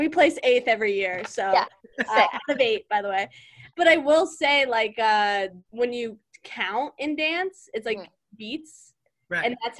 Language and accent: English; Virginia, United States; moved away; also born or lived in Los Angeles; We're from Virginia.